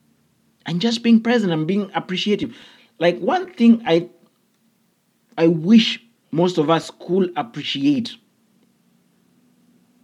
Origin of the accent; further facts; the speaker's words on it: Kenya; I come from an African background, I come from Kenya